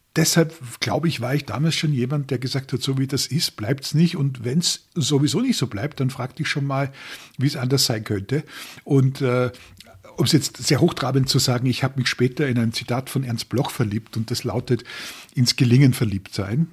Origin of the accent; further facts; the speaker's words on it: Austria; ich komme aus Österreich und bin in einer Industrieregion aufgewachsen